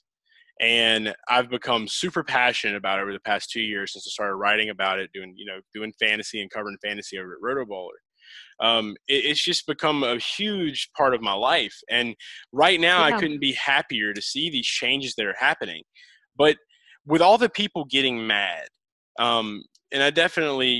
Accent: New Orleans, Louisiana, United States; I'm from New Orleans area

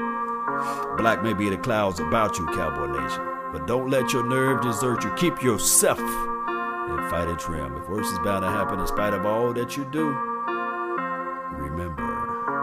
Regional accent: Natchez, Mississippi, United States; I'm from Mississippi, for those who don't know. Natchez

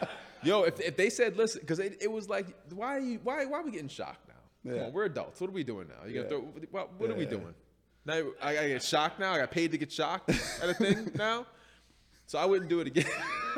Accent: Northern Westchester, New York, United States; also born or lived in Maryland; So I'm from Northern Westchester. I didn't grow up in. Okay. I grew up in the sticks, man.

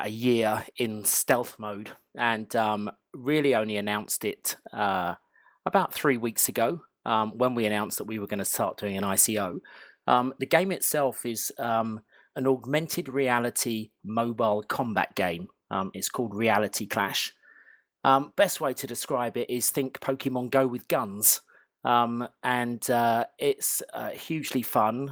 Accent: London, United Kingdom; I'm from not very sunny London right now.

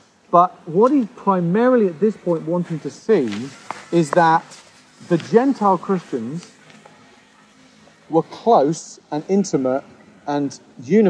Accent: United Kingdom; a British person coming here

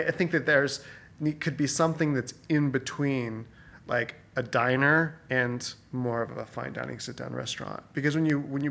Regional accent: Reno, Nevada, United States; moved away; I grew up in Reno.

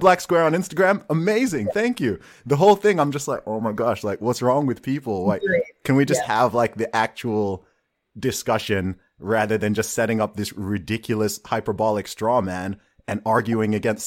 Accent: Saudi Arabia; moved away; also born or lived in Nigeria; I grew up in Saudi Arabia, right? I lived in Saudi Arabia for 2 decades and my family background is from Nigeria

